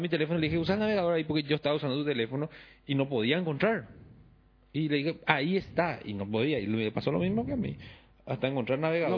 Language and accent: Spanish; Paraguay; moved away; que yo me mude y venga al Paraguay de vuelta